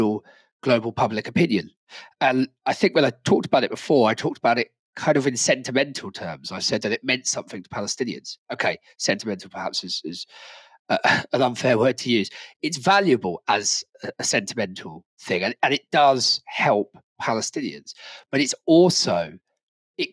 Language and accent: English; Brighton, South East England, United Kingdom; in my hometown, Brighton